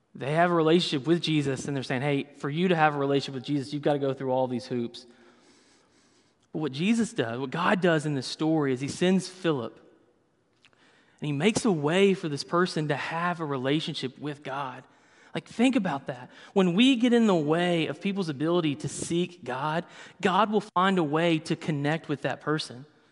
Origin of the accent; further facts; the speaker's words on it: the South, United States; I grew up in the South, so everything was fried